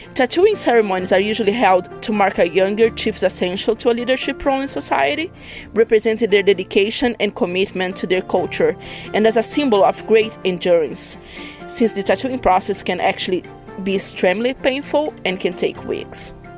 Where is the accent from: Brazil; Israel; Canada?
Brazil; now in Miami, United States; I'm from Brazil, but currently I live in Miami, US